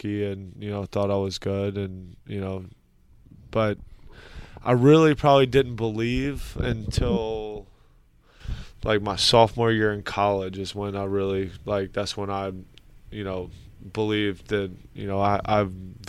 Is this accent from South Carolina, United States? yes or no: yes; Columbia, South Carolina, United States; moved away as an adult; now in South Florida, United States; I grew up in Columbia, South Carolina